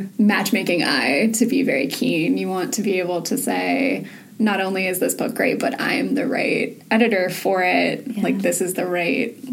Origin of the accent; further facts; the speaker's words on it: Southern California, United States; also born or lived in Orange County; now in New York, United States; I grew up in Southern California